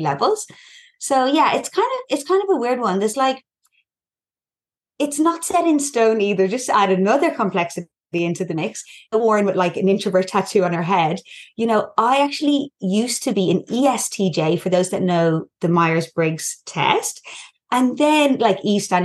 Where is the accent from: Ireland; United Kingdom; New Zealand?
Ireland; accent: Irish; moved away as an adult; now in Newcastle, Australia; I'm Irish, as you can probably hear from my accent.